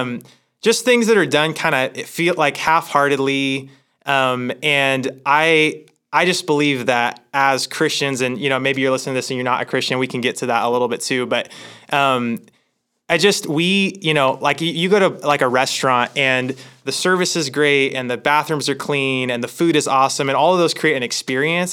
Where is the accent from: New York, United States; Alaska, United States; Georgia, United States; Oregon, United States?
Oregon, United States; Hermiston; moved away as an adult; also born or lived in Sacramento, California; I grew up in Hermiston, Oregon